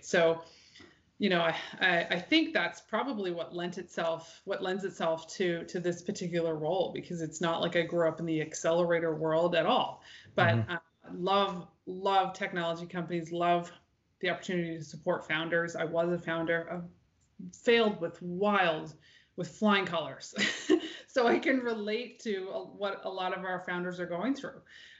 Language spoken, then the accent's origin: English; New Brunswick, Canada; also born or lived in Newfoundland / Winnipeg; I'm originally from New Brunswick, but having the chance to come back here as an adult with my own family was sort of too good to be true.